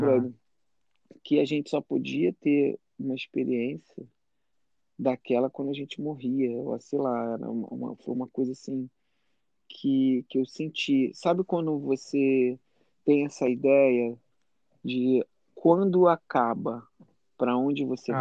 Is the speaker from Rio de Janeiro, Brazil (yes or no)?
yes; Rio de Janeiro, Brazil; moved away as an adult; now in United States; eu sou do Rio